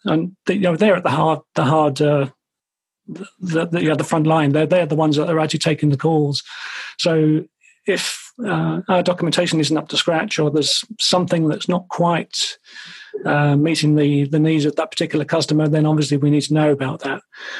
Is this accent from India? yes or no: no; Ireland; now in London, United Kingdom; I'm Irish originally, although you can't really tell from my accent anymore. But my aunt and uncle were coming across from Dublin to visit us in London